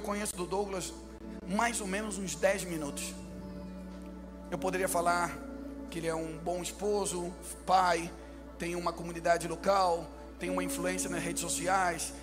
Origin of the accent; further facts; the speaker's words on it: Rio de Janeiro, Brazil; accent: carioca; eu nasci no Rio de Janeiro, então por isso que eu falo assim meio carioca.